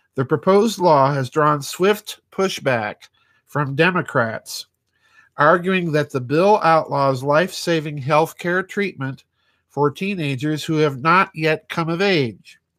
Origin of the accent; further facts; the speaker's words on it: South Dakota, United States; South Dakota, which happens to be my home state